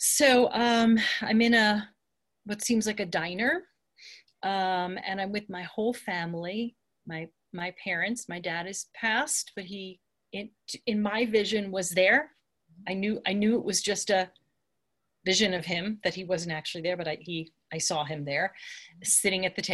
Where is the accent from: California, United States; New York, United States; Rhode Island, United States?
New York, United States; Long Island; now in Santa Fe, United States; I grew up in Long Island and diners are big there